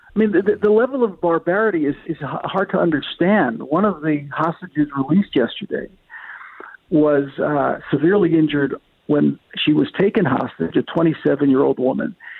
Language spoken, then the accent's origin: English; Scranton, Pennsylvania, United States; now in Israel; I was born and bred in Scranton, Pennsylvania. I come from President Biden's hometown